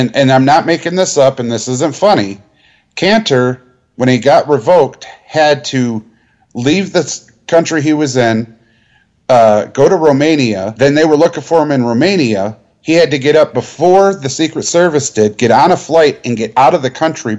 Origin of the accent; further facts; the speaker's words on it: United States; And we're American.